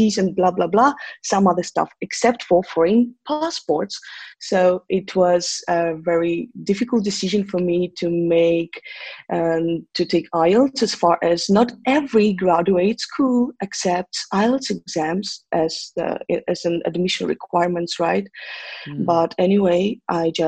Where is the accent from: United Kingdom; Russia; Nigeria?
Russia; English is a second language; now in St. Petersburg, Russia; I'm from Russia. I was born in right in the heart of Russia, geographically, if you look at the map. Yeah, but I moved to St. Petersburg, and I consider this city as my hometown right now